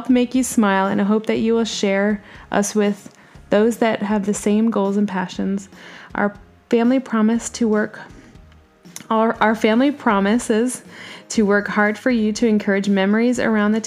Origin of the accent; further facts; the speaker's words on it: Bradford, Yorkshire and the Humber, United Kingdom; moved away; I was born in Bradford, England, where my father and mother